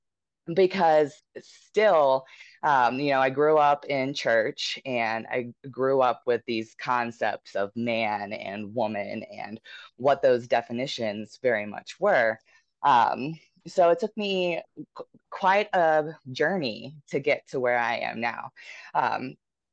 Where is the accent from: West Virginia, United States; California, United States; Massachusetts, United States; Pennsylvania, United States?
West Virginia, United States; moved away as an adult; now in Denver, United States; I'm from West Virginia. So I moved out to Denver in 2017. And so, you know, growing up in West Virginia